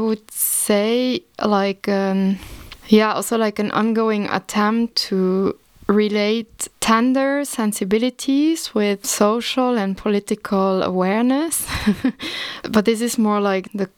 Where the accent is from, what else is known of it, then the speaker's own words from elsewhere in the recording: Luxembourg; also born or lived in The Hague, Netherlands / Leipzig, Germany; I was born in Luxembourg and I grew up in Luxembourg in the rural area, in the countryside